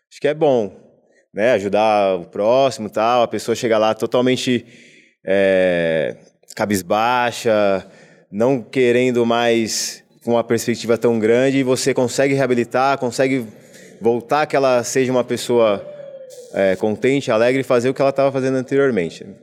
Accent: Americana, São Paulo, Brazil; que eu sou de Americana do interior, né, na cidade de interior de São Paulo.

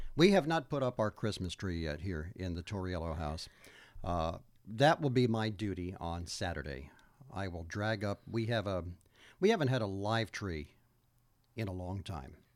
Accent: Old Bridge, New Jersey, United States; I grew up in Old Bridge, New Jersey, which is in Middlesex County

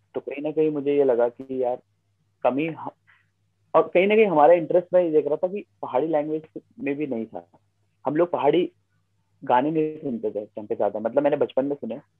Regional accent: Garhwal, Uttarakhand, India; accent: Garhwali; also born or lived in Dehradun; जब मैं देहरादून भी आया कि जब लोग मैं नया नया आया था तो मेरे गढ़वाली टोन आते थे मेरे बोलने में शायद अभी भी आती है

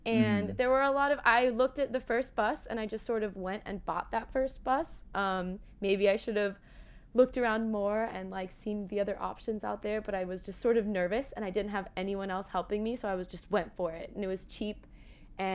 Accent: California, United States; I'm from California

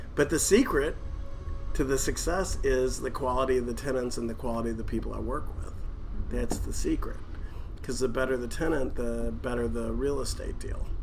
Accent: Louisville, Kentucky, United States; I was born in Louisville. I was born in 1962

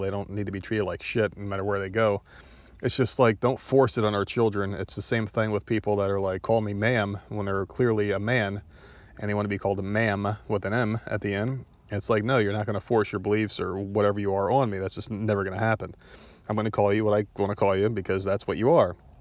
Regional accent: New Jersey, United States; also born or lived in Myrtle Beach; I'm from New Jersey. That's my home state.

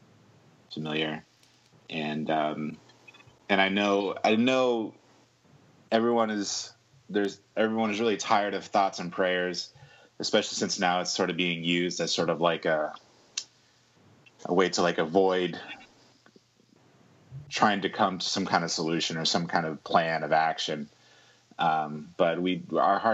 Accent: Texas, United States; my home state of Texas

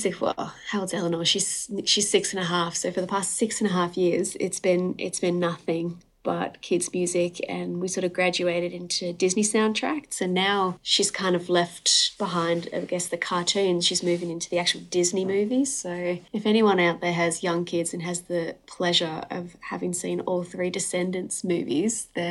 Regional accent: Perth, Western Australia, Australia; also born or lived in Newcastle upon Tyne, United Kingdom; We moved over when I was 7

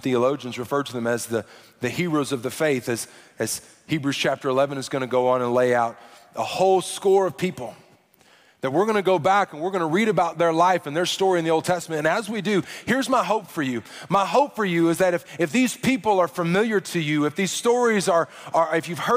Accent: Arkansas, United States; I'm from Arkansas

